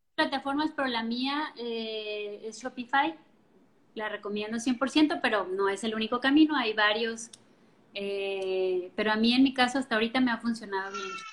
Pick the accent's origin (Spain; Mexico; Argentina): Mexico; Colima; also born or lived in La Paz; Yo soy originaria de Colima, Colima, y nos fuimos a vivir a La Paz